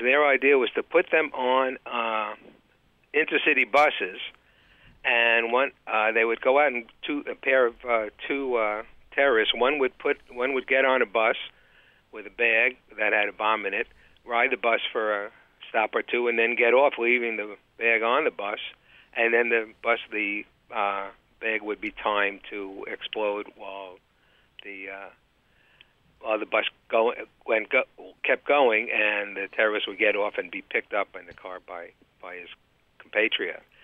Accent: New York City, New York, United States; moved away as an adult; also born or lived in Boston area; now in Boston, United States; I'm from actually Brooklyn, New York

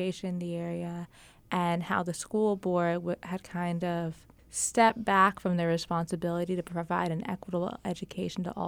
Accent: Eastern North Carolina, United States; also born or lived in Mount Olive, North Carolina / New Hanover County, North Carolina; I was born and raised here in Eastern North Carolina

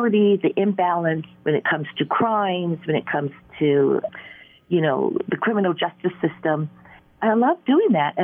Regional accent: Hawaii, United States; moved away as an adult; also born or lived in San Francisco, California; growing up in Hawaii

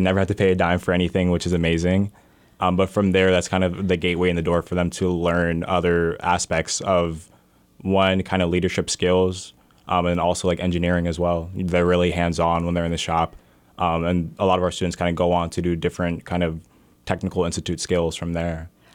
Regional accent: Allentown, Pennsylvania, United States; I'm born and raised in Allentown. I grew up on East Side and then moved to Center City

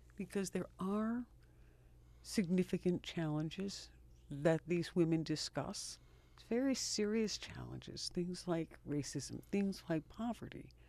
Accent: Rochester, New York, United States; I was born and raised in this city, and, um, I've lived in the Northeast for my whole life

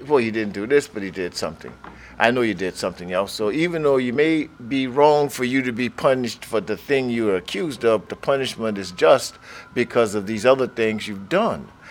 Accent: Plaquemine, Louisiana, United States; I grew up in Plaquemine from the late 40s through the 50s through the 60s

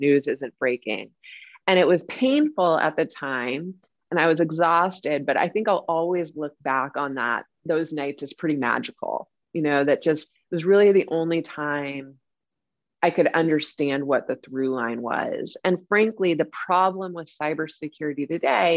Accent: Silicon Valley, California, United States; we grew up in Silicon Valley

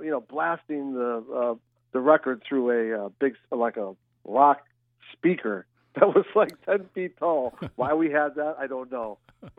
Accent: South Hadley, Massachusetts, United States; I grew up in South Hadley, Massachusetts, and our house is still there.

